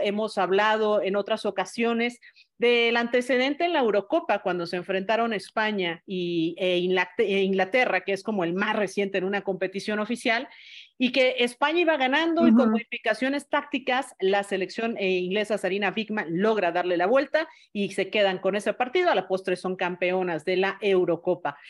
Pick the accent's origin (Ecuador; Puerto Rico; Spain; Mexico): Mexico; como mexicanos